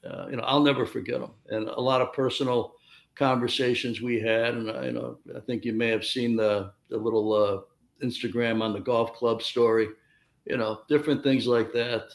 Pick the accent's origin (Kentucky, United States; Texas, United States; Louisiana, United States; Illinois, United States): Illinois, United States; Chicago; I'm from Chicago, 2,000 miles away from Los Angeles